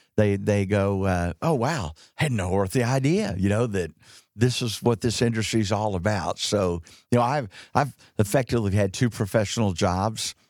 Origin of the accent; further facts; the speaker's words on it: Dallas, Texas, United States; also born or lived in Houston / Fort Worth; J D knew I grew up in Dallas